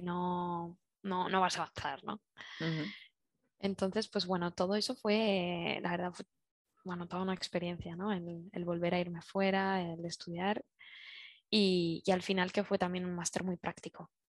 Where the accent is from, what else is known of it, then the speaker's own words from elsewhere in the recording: Zaragoza, Aragon, Spain; moved away as an adult; now in Barcelona, Spain; soy originalmente soy de Zaragoza